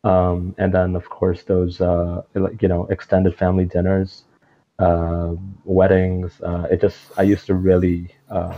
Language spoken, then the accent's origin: English; Toronto, Ontario, Canada; also born or lived in Pakistan; when we came from Pakistan, when I was about 5, 6 years old, and that was we came to Toronto, Canada